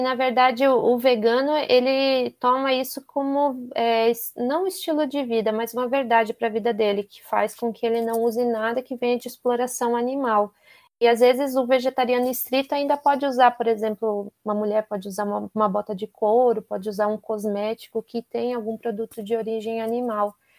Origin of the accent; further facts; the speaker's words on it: Curitiba, Paraná, Brazil; moved away as an adult; now in São Paulo, Brazil; eu sou de Curitiba, mas moro aqui